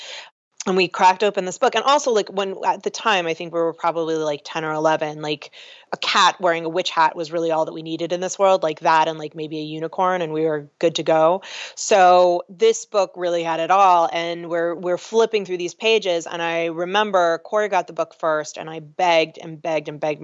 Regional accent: Los Angeles, California, United States; I grew up in Hollywood

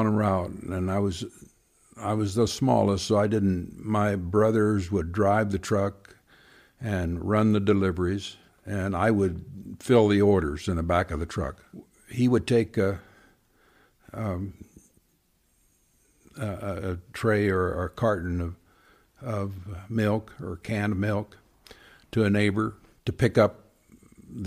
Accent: Bristow, Oklahoma, United States; Bristow, Oklahoma

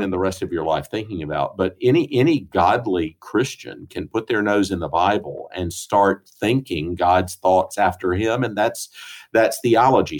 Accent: Greenville, South Carolina, United States; moved away as an adult; also born or lived in St. Louis, Missouri / Edinburgh, Scotland; now in Jackson, United States; I grew up in Greenville

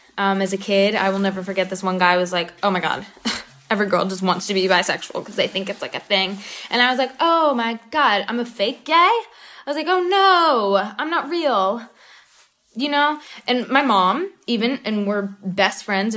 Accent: North Carolina, United States; I grew up in North Carolina

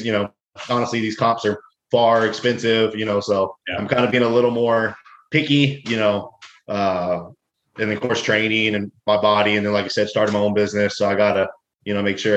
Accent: Texas, United States; I'm from Texas, so it's fucking hot as hell down here.

